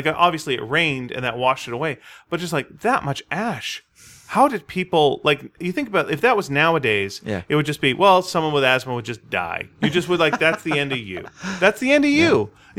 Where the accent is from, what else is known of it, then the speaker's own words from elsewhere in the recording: Montreal, Quebec, Canada; moved away; I would love to go to Montreal and do a signing because that's my hometown.